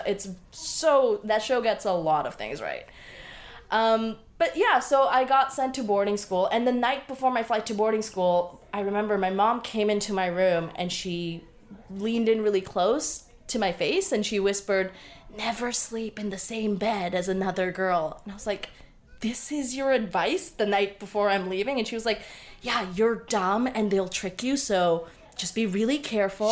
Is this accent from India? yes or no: no; Bangladesh; I was born on October 30th, 1989, in Bangladesh